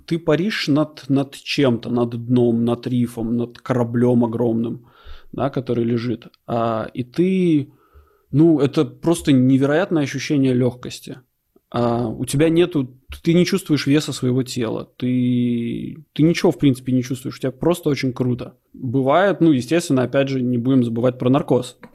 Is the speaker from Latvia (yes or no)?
yes; Latvia; moved away; оба мы из Латвии